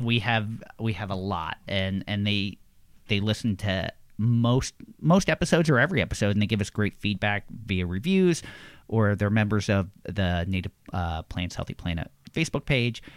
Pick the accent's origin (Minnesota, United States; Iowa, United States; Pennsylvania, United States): Pennsylvania, United States; Levittown; I am from Levittown, Pennsylvania